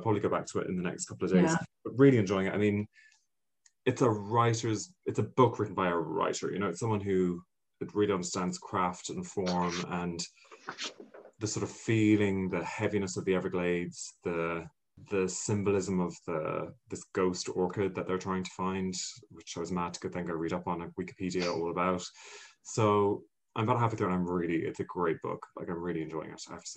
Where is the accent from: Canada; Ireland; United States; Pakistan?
Ireland; I'm such an Irish person.